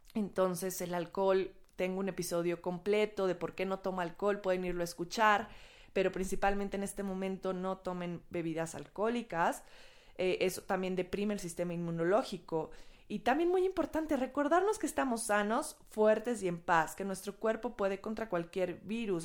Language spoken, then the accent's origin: Spanish; Mexico